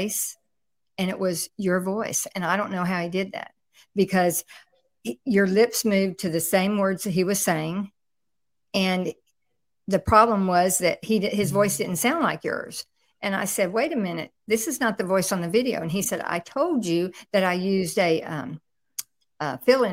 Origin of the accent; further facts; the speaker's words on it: Houston, Texas, United States; I'm from Houston, Texas